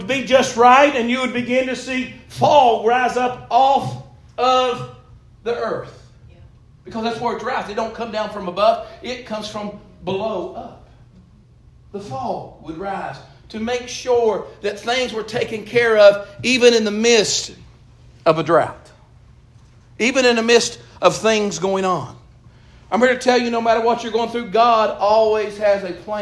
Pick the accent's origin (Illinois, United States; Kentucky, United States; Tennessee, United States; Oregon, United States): Kentucky, United States; Eastern; growing up in Eastern Kentucky